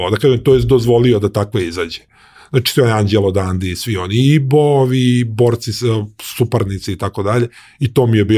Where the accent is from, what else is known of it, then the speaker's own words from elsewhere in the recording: Serbia; moved away; ali stvari koje sam poneo iz Srbije sam maltene, ja mislim, pobacao ili ne znam